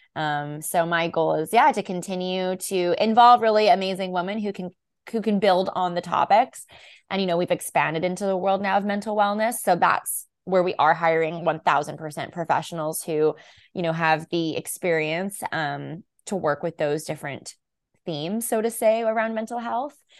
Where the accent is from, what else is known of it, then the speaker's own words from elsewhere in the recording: Vancouver, British Columbia, Canada; I am born and raised in Vancouver, B C